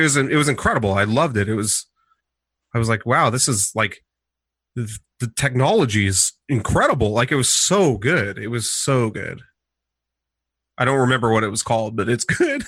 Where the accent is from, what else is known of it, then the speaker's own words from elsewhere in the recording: Portland, Oregon, United States; also born or lived in Eugene; I'm from Portland